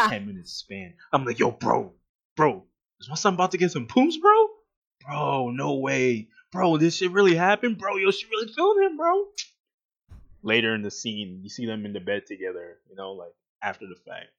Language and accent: English; New York, United States; I'm from New York.